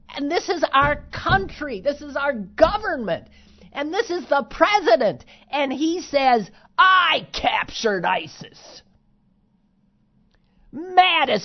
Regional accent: United States; I'm an American.

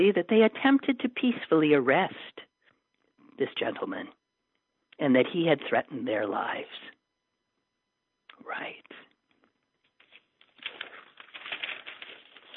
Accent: Green Bay, Wisconsin, United States; my hometown of Green Bay

